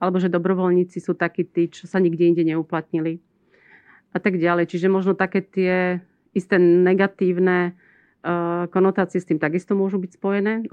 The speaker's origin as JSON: {"language": "Slovak", "country": "Slovakia"}